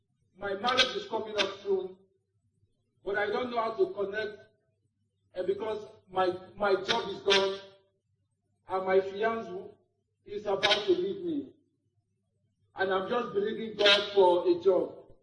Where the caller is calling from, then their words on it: Lagos, Nigeria; I'm calling from Lagos.